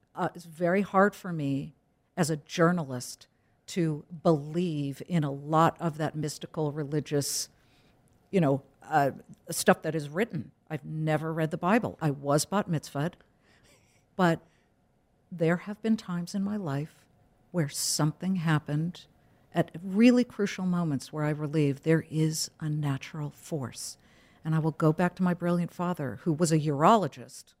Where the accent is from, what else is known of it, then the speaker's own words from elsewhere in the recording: California, United States; I'm too Californian